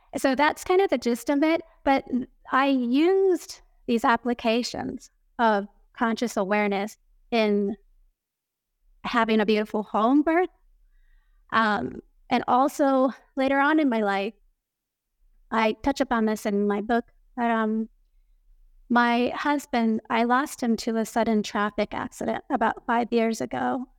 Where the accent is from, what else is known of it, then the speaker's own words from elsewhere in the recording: Tokyo, Japan; I grew up here in Tokyo, Japan, going to international schools